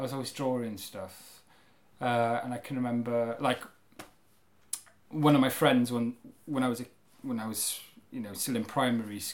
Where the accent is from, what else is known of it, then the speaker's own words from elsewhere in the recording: Carmarthen, Wales, United Kingdom; now in Cardiff, United Kingdom; I grew up in Carmarthen